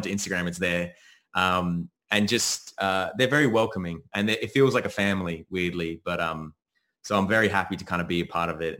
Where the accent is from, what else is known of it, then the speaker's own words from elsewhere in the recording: Australia; also born or lived in United States; I'm born in America, but I grew up in Australia.